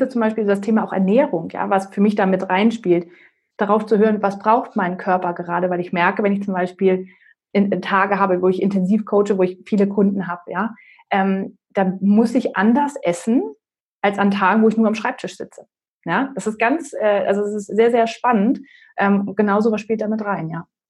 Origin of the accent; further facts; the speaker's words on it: Northern Germany, Germany; also born or lived in North Carolina, United States; now in Palatinate, Germany; ich komme ursprünglich aus Norddeutschland und dann sind wir in die Pfalz gezogen